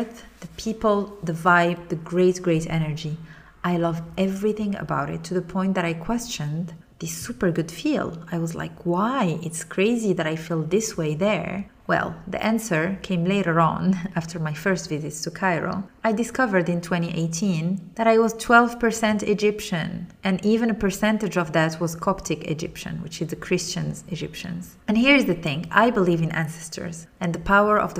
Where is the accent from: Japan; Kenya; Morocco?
Morocco; moved away; reconnecting with my home country, Morocco